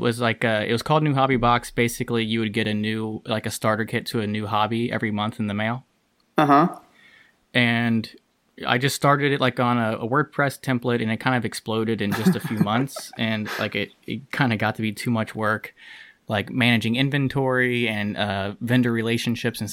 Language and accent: English; Kentucky, United States; also born or lived in Cincinnati; I am from Kentucky